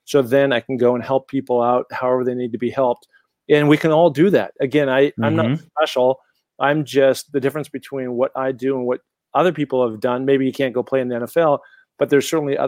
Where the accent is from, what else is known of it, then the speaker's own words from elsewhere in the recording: Seattle, Washington, United States; also born or lived in Los Angeles, California; now in Sun Valley, United States; Growing up in Seattle, Washington, very mountainous community